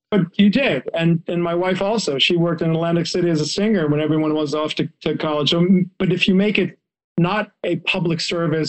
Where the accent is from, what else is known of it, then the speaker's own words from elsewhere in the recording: Israel; now in United States; I grew up in Israel